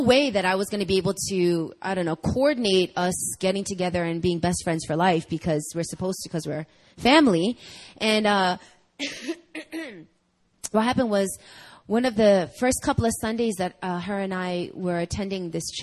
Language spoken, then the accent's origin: English; New York, United States; moved away as an adult; now in South Korea; we're both from New York